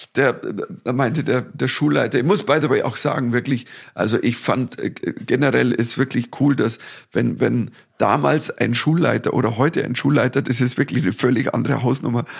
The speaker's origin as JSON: {"language": "German", "town": "Dorfen", "region": "Bavaria", "country": "Germany", "tie": "born or raised there", "said": "nach Dorfen kamen, in meine Heimatstadt"}